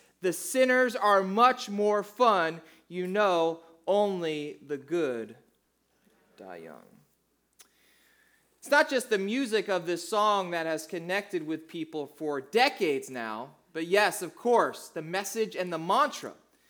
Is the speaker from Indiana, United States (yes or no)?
no; New Jersey, United States; So I grew up in South Jersey, and I went to high school in the early 90s down in South Jersey, and that was probably the most influential time of music in my life.